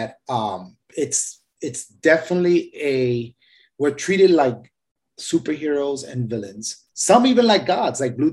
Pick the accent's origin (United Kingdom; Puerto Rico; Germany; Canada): Puerto Rico; I'm from Puerto Rico.